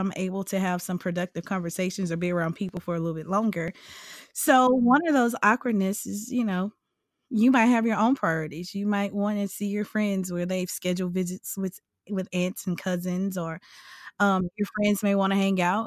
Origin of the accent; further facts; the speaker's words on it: Louisiana, United States; I'm from Louisiana